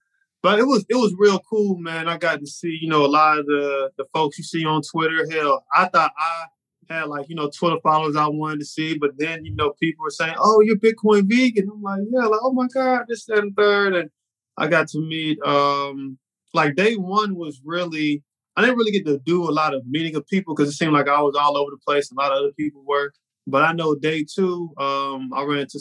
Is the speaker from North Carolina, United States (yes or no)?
yes; Charlotte, North Carolina, United States; I'm in Miami and I'm from Charlotte.